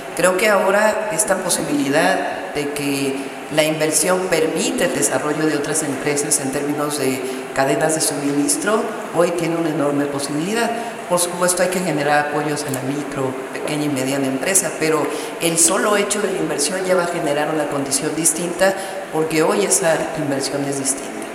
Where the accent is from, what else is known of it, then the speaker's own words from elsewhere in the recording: Mexico City, Mexico; soy mujer, nací en la Ciudad de México.